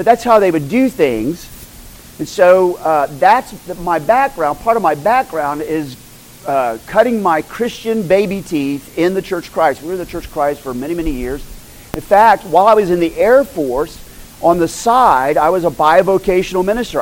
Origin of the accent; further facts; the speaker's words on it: Moore, Oklahoma, United States; moved away as an adult; also born or lived in Turkey; We were raised in Moore, Oklahoma.